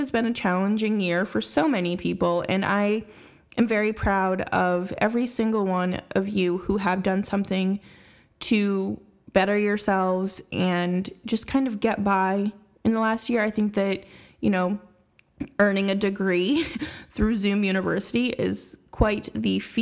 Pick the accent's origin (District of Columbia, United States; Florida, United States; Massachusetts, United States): Massachusetts, United States; Boston; my hometown team